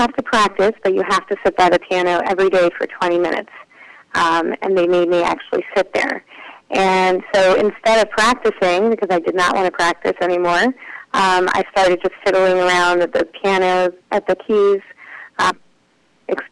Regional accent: Charlotte, North Carolina, United States; I am from Charlotte, North Carolina. I was born and raised there

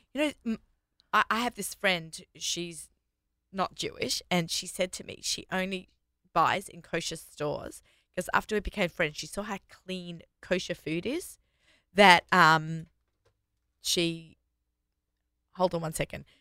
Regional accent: Australia; accent: Australian; moved away as an adult; now in New York, United States; I'm Australian

